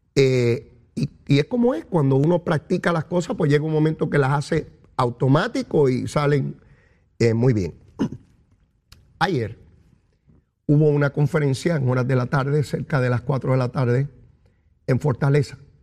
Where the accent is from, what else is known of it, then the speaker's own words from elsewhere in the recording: Puerto Rico; la lengua nuestra, la boricua, la bori, la chévere, la de aquí, la de Puerto Rico